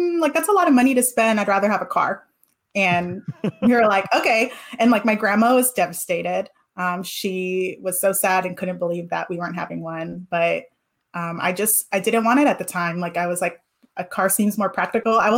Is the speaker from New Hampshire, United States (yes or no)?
no; California, United States; moved away; after leaving California